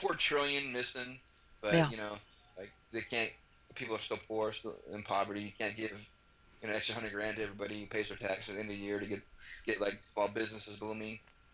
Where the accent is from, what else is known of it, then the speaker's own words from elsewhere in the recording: United States; It's just it's part of being like an American.